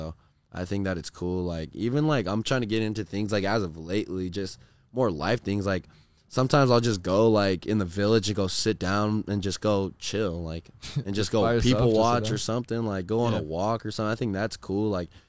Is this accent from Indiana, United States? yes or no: no; Corona, California, United States; I just really grew up like I did a lot of sports in Corona, but I did a lot of like other stuff out in like Orange County.